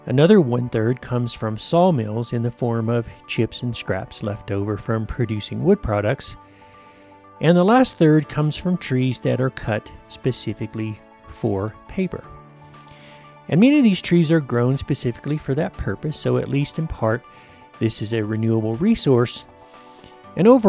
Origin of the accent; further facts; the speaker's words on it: United States; my home country, the U.S.